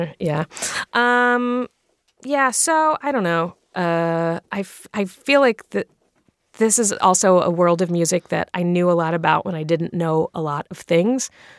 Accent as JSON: {"language": "English", "region": "Virginia", "country": "United States", "said": "I come from a straight edge family. I went through a straight edge phase, and I am from Virginia"}